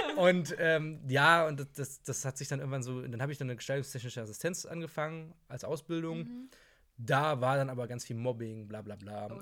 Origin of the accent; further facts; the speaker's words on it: Hamburg, Germany; ich bin 26 Jahre alt, komme aus Hamburg